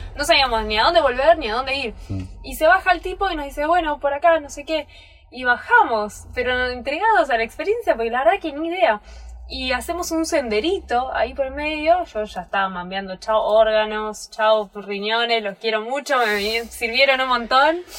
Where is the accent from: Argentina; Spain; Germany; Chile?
Argentina; Buenos Aires; moved away; yo soy de Buenos Aires, voy caminando por Buenos Aires, sé dónde no meterme